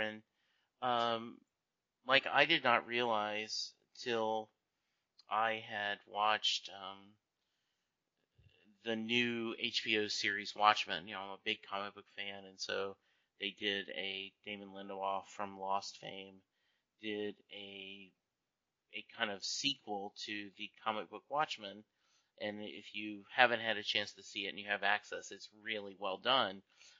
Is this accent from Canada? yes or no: no; Louisiana, United States; also born or lived in Kentucky; You know, I grew up in Louisiana, spent a lot of time there in Kentucky, and a lot of the issues after the Civil War might have been touched on